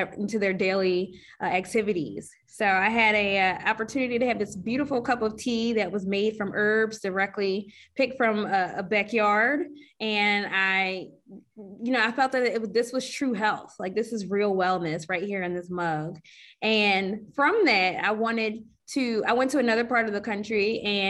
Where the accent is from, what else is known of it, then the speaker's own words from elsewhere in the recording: Philadelphia, Pennsylvania, United States; me being a Philadelphian, I am from here. I'm also from Northwest Philadelphia, Germantown